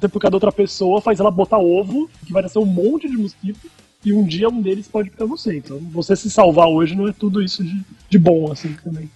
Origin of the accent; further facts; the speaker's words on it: Brazil; moved away; porque eu sou brasileiro